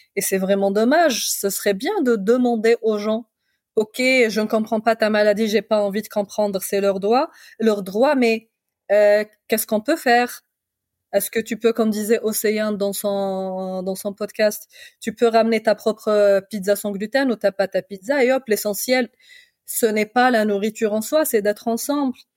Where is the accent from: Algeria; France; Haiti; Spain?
Algeria; de chez moi en Algérie